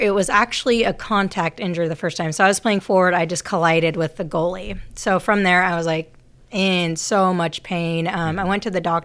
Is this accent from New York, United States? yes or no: no; Utah, United States; moved away as an adult; also born or lived in Virginia; now in Sacramento, United States; I'm from Utah.